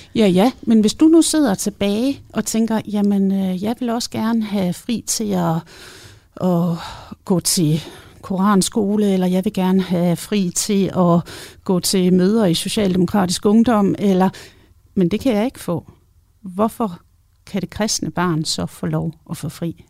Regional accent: West Jutland, Central Denmark Region, Denmark; nu kommer jeg også fra Vestjylland

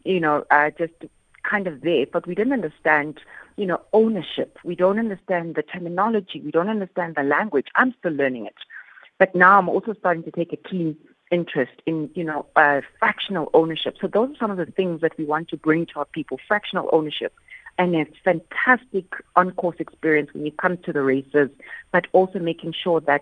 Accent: Soweto, Gauteng, South Africa; I'm from Soweto

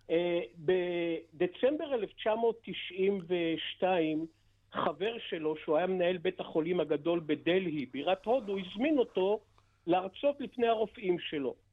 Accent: Haifa, Haifa District, Israel; מה זה? אני חיפאי, מה זה הסיפור הזה? אני לא מכיר כזה דבר.

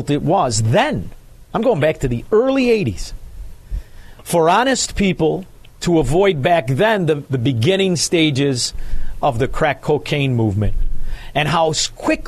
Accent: Chicago, Illinois, United States; being a Chicagoan and working at the South Water Market

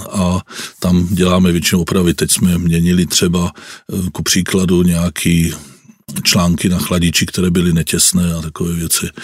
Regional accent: Bohemia, Czechia; moved away; also born or lived in Germany; vyrostl jsem tady v Čechách

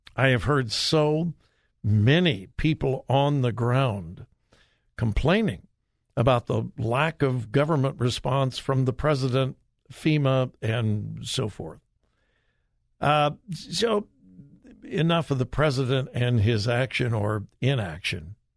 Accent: Los Angeles, California, United States; moved away; I grew up in the L A area

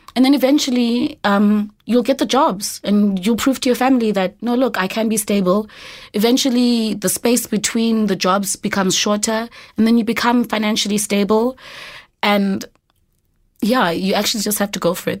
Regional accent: Eastern Cape, South Africa; moved away as an adult; now in Johannesburg, South Africa; I'm originally from the Eastern Cape.

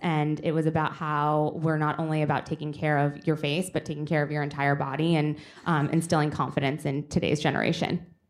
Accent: Boston, Massachusetts, United States; I'm from Boston.

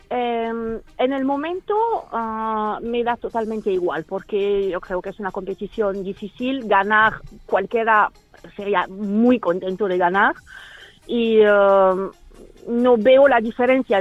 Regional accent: France; soy francesa

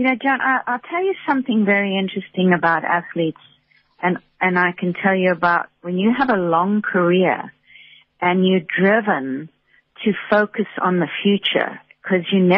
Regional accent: South Africa; moved away as an adult; also born or lived in United States; coming back to South Africa, and, you know, I've lived back here now for 8 years

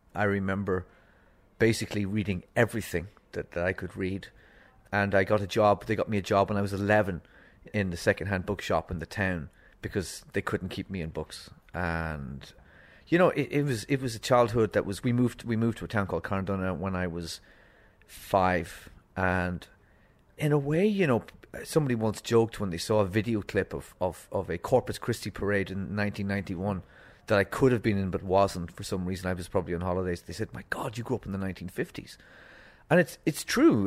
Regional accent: Donegal, Ulster, Ireland; also born or lived in Limerick; I lived twenty miles from the border, from Derry City

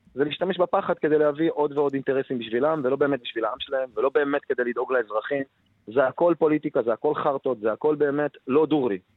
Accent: Ramla, Central District, Israel; מרמלה, מאיפה שאני בא

